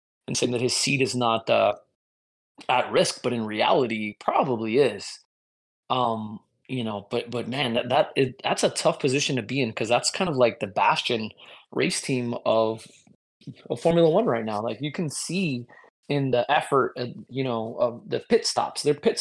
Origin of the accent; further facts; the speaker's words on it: United States; as an American